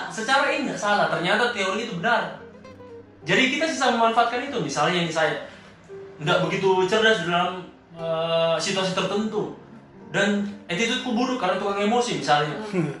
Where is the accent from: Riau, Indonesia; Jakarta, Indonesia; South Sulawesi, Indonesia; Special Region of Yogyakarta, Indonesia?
South Sulawesi, Indonesia; Palopo; Saya saya mungkin dari Palopo lahir dan besar di Palopo sekolah juga di Palopo